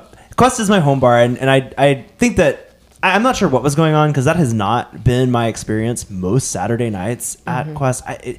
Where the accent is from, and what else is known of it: Moody, Alabama, United States; born or raised there; also born or lived in Hartselle, Alabama